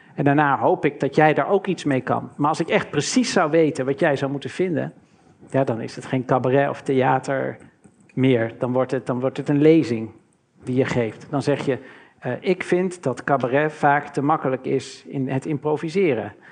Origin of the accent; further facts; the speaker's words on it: Maarn, Utrecht, Netherlands; also born or lived in Maarsbergen; mijn jeugd doorbracht in Maren en Maarsbergen, in, in dorpjes